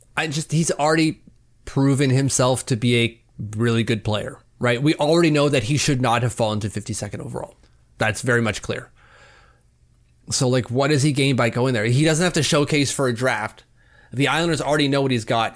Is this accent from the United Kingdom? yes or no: no; Canada; As a Canadian